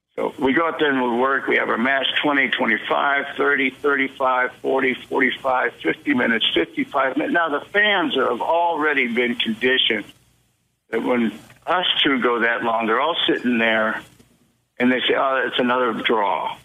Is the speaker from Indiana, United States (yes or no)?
no; St. Petersburg, Florida, United States; I grew up in St. Pete